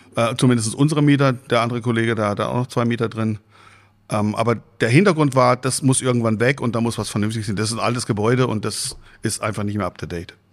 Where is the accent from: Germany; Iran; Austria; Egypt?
Germany; Freiburg im Breisgau, Baden-Württemberg; moved away as an adult; now in Husum, Germany; Ich komme eigentlich gebürtig aus Freiburg im Breisgau